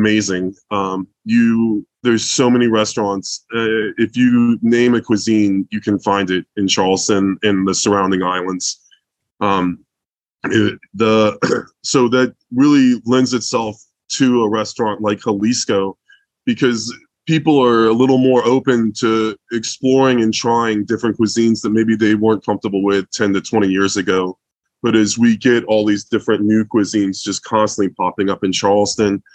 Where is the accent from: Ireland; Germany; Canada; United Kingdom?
Germany; moved away; I was born in Germany